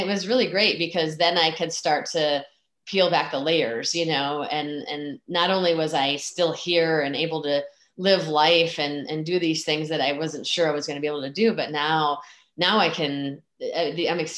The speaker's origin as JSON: {"language": "English", "region": "Michigan", "country": "United States", "tie": "born or raised there", "said": "I grew up in Michigan"}